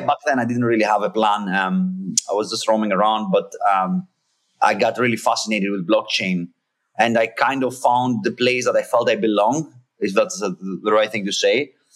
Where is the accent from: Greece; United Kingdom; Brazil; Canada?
Greece; English is a second language; now in United States; I'm, I'm from Greece originally. Um, I live in the US.